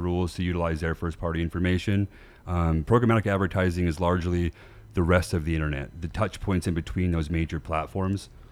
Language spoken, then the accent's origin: English; Bountiful, Utah, United States; also born or lived in Southern California / Las Vegas; I grew up in Utah in, uh, in Bountiful